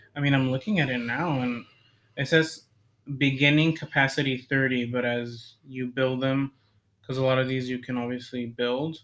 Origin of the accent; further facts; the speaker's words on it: United States; as an American and as a citizen, as a s somebody that lives in what's supposed to be the best country in the world